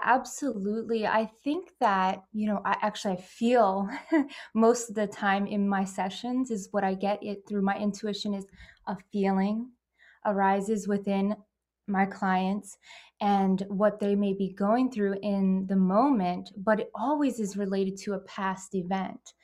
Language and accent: English; Pennsylvania, United States; I'm from Pennsylvania and, you know, United States